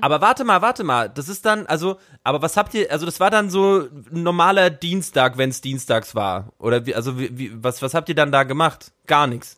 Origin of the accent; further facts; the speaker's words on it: Bavaria, Germany; also born or lived in Brandenburg; now in Berlin, Germany; ich bin ja zur Schule gegangen in Bayern und meine Großeltern sind aber in Ostdeutschland geblieben. Ich habe ja ostdeutsche Roots.